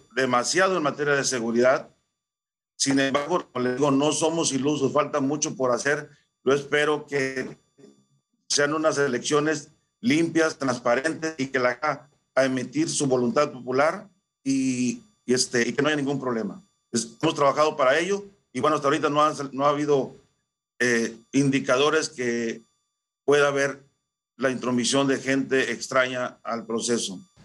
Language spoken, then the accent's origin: Spanish; Xicoténcatl, Tamaulipas, Mexico; born or raised there